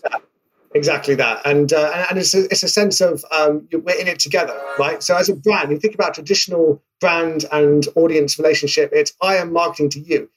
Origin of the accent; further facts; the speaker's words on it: United Kingdom; accent: British; obviously based in the UK. In case my accent didn't give that away